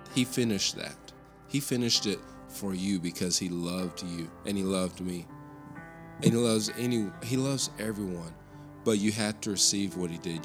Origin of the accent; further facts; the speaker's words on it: Lexington, Tennessee, United States; also born or lived in Cleveland, Tennessee / Abingdon, Virginia; now in Bristol, United States; Lexington, Tennessee, my hometown